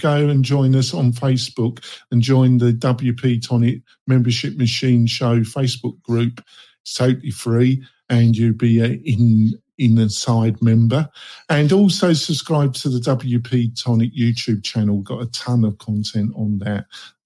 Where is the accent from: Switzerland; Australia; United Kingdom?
United Kingdom; England; accent: English; now in United States; I am English in temperament and accent